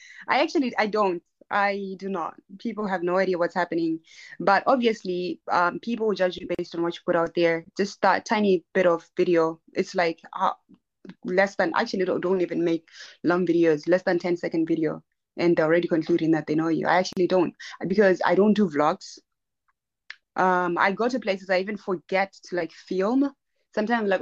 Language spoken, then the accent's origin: English; Maun, North-West District, Botswana; first language Herero; English is a second language; I grew up, I'm from Botswana, and I grew up in Botswana